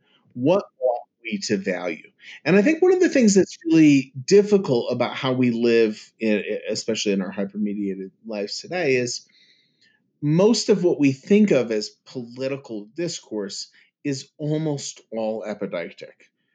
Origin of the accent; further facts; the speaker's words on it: New York, United States; I'm from the East. Okay? I'm